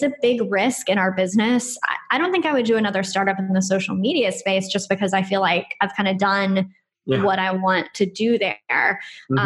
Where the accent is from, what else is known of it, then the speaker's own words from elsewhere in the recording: United States; moved away as an adult; now in Brighton, United Kingdom; I'm American and I'm living here in the UK